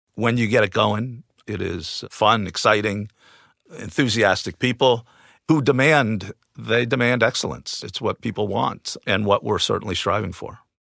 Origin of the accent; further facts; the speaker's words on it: New Jersey, United States; moved away as an adult; I grew up in New Jersey, just outside of New York City, playing multiple sports.